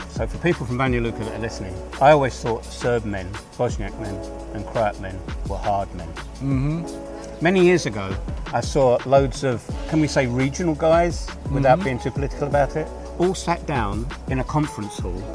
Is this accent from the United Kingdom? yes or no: yes; England, United Kingdom; my experiences coming from the United Kingdom